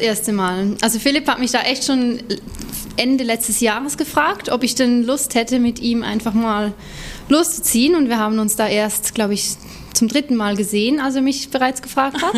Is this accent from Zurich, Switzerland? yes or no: no; near Lucerne, Switzerland; moved away as an adult; now in Hamburg, Germany; Ich bin in der Nähe von Luzern aufgewachsen